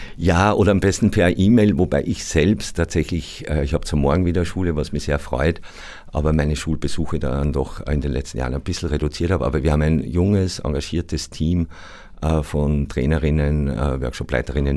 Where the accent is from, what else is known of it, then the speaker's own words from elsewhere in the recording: Austria; meiner mehrheitsösterreichischen Herkunft